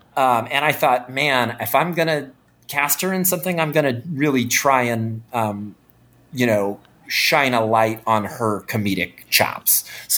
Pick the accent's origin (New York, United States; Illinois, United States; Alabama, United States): Illinois, United States; Chicago; And so I thought, oh, well, I said, I'm from Chicago. We should work together.